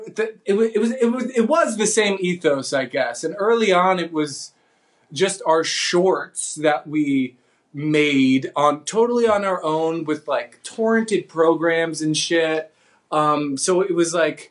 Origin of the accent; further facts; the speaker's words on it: New Jersey, United States; I'm from New Jersey